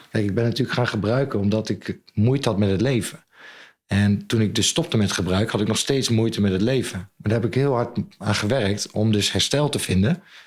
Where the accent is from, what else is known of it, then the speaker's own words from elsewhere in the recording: Zwolle, Overijssel, Netherlands; also born or lived in New Zealand / Ireland; Ik ben opgegroeid aan het Grote Kerkplein